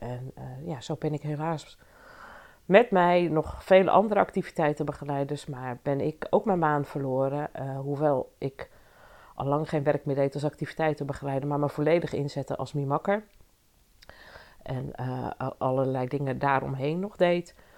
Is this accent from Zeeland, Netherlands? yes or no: no; Leusden, Utrecht, Netherlands; in Leusden, waar ik opgegroeid ben